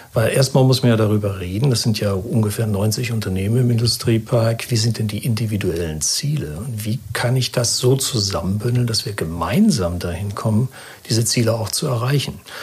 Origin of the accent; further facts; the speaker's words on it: Germany; als Deutscher